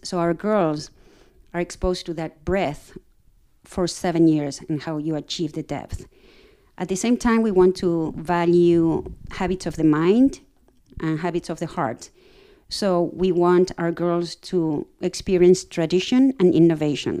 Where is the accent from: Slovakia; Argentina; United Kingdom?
Argentina; moved away as an adult; also born or lived in Princeton, New Jersey; now in Virginia, United States; I'm originally from Argentina